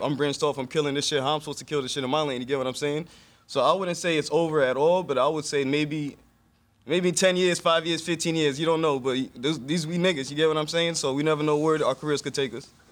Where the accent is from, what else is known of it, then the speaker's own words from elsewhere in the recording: Elmont, New York, United States; also born or lived in Brooklyn, New York / Atlanta, Georgia; now in Harlem, United States; I was born in Brooklyn, like every Haitian. Moved to Long Island when I was seven. I was raised in Elmont